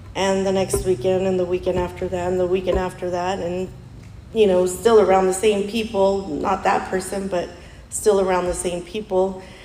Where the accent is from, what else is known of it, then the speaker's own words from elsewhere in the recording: Mexico; us Mexicans